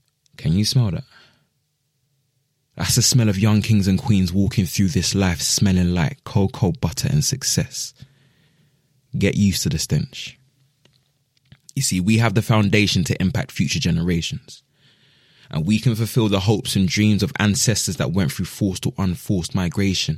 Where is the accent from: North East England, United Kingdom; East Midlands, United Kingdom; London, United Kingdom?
London, United Kingdom; Croydon; born or raised there; also born or lived in Ghana (ancestry)